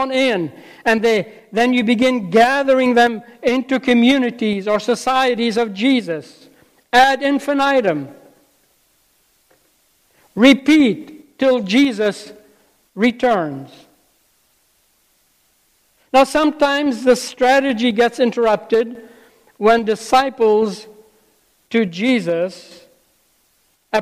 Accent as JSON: {"language": "English", "country": "Lebanon", "tie": "born or raised there", "moved": "yes", "said": "I grew up in Lebanon, some of you may know, and left school when I was 12"}